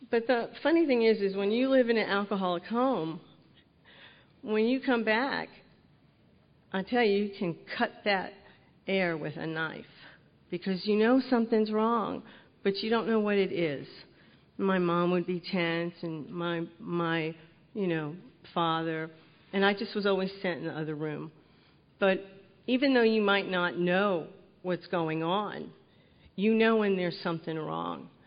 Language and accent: English; North Carolina, United States; born there; I am the youngest of four, and I was born in North Carolina. So when you'd ask me my name, I'd say, Well, hi there.